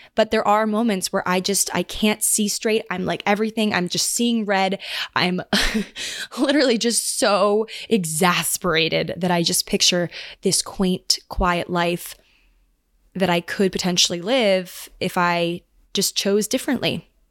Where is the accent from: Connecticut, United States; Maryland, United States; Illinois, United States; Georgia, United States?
Maryland, United States; now in New York, United States; I'm going back home again to Maryland